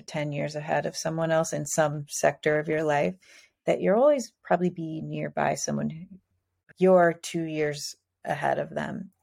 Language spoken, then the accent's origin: English; Midwest, United States; moved away as an adult; also born or lived in Cincinnati; now in San Diego, United States; I'm from the Midwest.